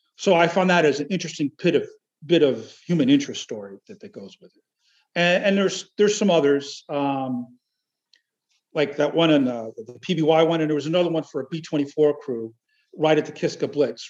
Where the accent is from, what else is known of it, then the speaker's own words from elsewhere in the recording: New Jersey, United States; now in Alaska, United States; That's where I grew up. I grew up in Jersey, which is odd for an Alaskan, but I grew up in Jersey